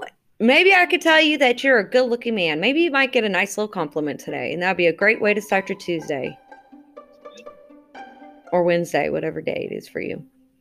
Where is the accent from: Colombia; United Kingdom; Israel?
Israel; English is a second language; also born or lived in California; I'm from Israel. So, you know, a couple. I mean, Israel's small, so, you know, got maybe 20 of us there.